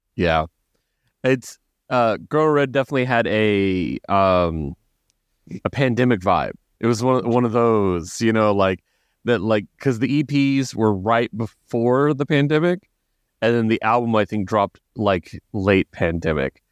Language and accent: English; Texas, United States; also born or lived in Oklahoma; I was raised very ignorantly in Texas and, and, and Oklahoma